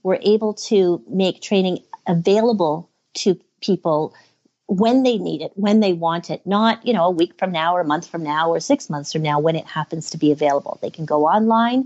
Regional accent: Canada; I'm from Canada

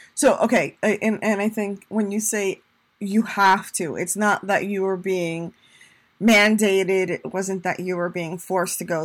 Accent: Puerto Rico; moved away; also born or lived in New York, United States; I'm Hispanic, I'm a Latina, I'm from Puerto Rico, I'm a New Yorker

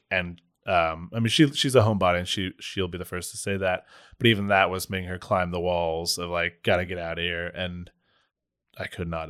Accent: Charleston, South Carolina, United States; Yeah, I'm from the South. I barely speak English.

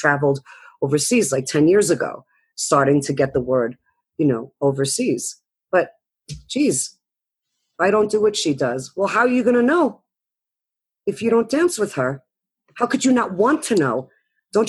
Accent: East Coast, United States; I came from the East Coast

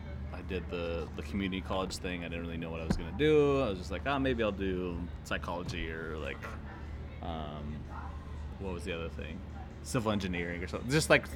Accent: Honduras; I grew up in Honduras, so grew up loving movies, going to movies a lot.

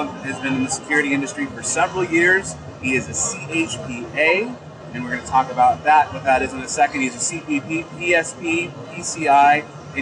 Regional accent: Chicago, Illinois, United States; my hometown of Chicago

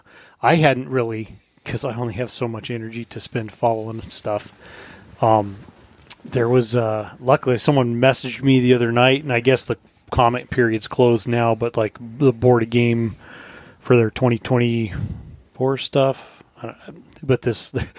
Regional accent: Colorado, United States; now in Alaska, United States; I grew up in Colorado.

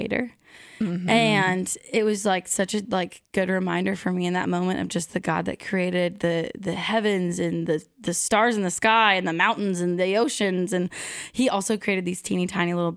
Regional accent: Pacific Northwest, United States; moved away as an adult; now in Nashville, United States; I grew up in the Pacific Northwest, so did not grow up seeing fireflies every summer, and moved to Nashville 5 years ago

